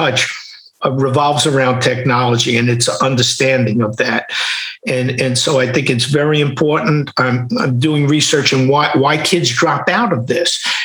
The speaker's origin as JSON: {"language": "English", "town": "New York City", "region": "New York", "country": "United States", "tie": "born or raised there", "said": "growing up in Queens or Brooklyn, in New York in those times"}